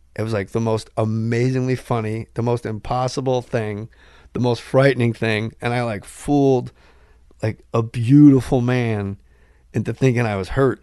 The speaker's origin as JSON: {"language": "English", "region": "New Jersey", "country": "United States", "said": "I'm from Jersey"}